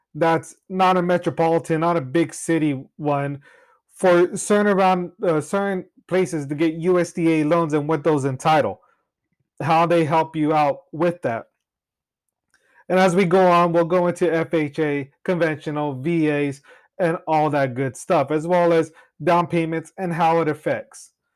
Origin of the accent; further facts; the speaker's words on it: Cutler, California, United States; now in Clovis, United States; I've been born and raised in Cutler, Rosee, California